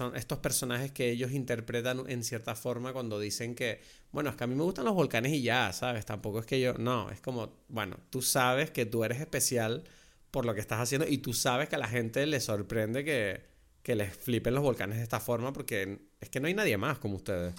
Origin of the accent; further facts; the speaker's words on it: Lanzarote, Canary Islands, Spain; como lanzaroteño, como conejero, muchas de las cosas que tú ves en el documental a mí me parecían como, wow, me recuerda demasiado a mi tierra